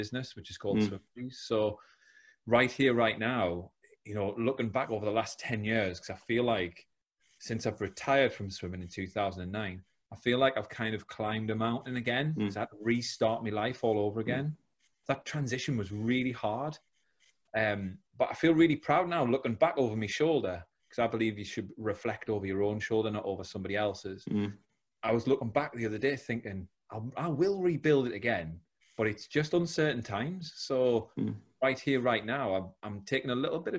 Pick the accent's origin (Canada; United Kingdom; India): United Kingdom; South Shields, North East England; now in Teesside, United Kingdom; I'm from South Shields, now live down in Teesside.